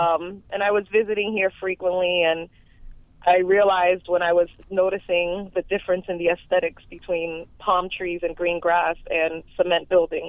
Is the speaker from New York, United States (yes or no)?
yes; New York City, New York, United States; moved away; I am originally from Bronx, New York.